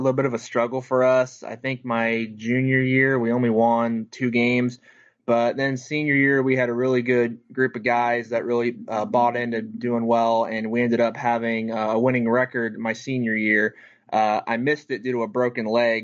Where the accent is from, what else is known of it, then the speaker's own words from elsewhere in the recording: Dayton, Ohio, United States; I am from right here in Dayton. I grew up in East Dayton over by Kettering